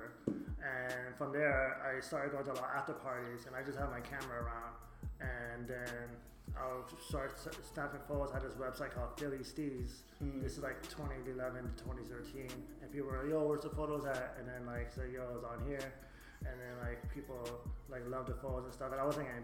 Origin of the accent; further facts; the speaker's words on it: Montreal, Quebec, Canada; moved away as an adult; also born or lived in Baltimore, Maryland / Los Angeles; now in Philadelphia, United States; I was born in Baltimore, Maryland, and then parents separated and then lived in Montreal from 95 to 2010.